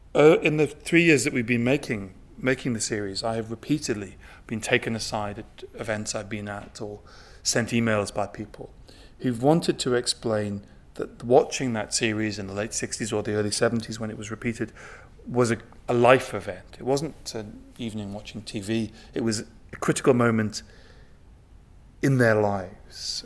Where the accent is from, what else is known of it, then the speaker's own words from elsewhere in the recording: Newcastle upon Tyne, North East England, United Kingdom; I grew up in Newcastle upon Tyne, not very far um, south of the border from here